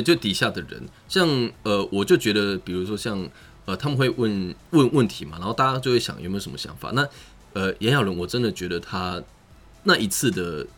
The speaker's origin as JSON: {"language": "Chinese", "country": "Taiwan", "said": "我们台湾人"}